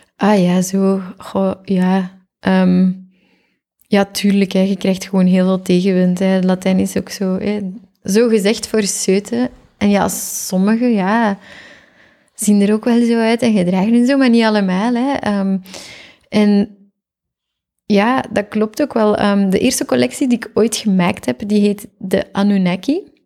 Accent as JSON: {"language": "Dutch", "town": "Geraardsbergen", "region": "Flanders", "country": "Belgium", "tie": "born or raised there", "also_born_or_lived": "Zottegem", "moved": "yes", "lives_now": "Antwerp, Belgium", "said": "Ik ben oorspronkelijk van Oppasselt. Niemand kent dat. Dat ligt in Gerardsbergen"}